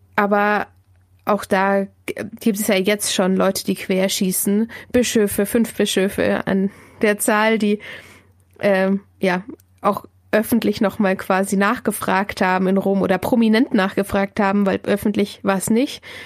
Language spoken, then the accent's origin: German; Diocese of Augsburg, Bavaria, Germany; now in Munich, Germany; wohne in München, komme gebürtig aus dem Bistum Augsburg